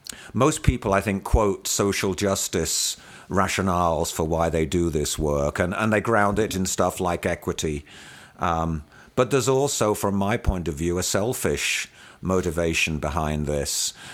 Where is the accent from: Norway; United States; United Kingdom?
United Kingdom; moved away as an adult; And so I was well aware of class inequity growing up in the United Kingdom. That's where I spent my formative years, the first 30 years of my life.